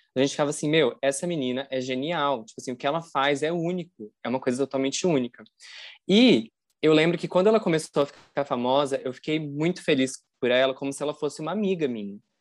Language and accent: Portuguese; interior of Paraná, Brazil; eu sou do interior do Paraná